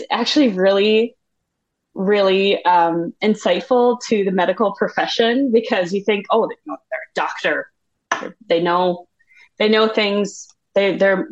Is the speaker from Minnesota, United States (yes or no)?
yes; Owatonna, Minnesota, United States; now in Bloomington, United States; I am from Owatonna, Minnesota, which is about 45 minutes south, directly south of the cities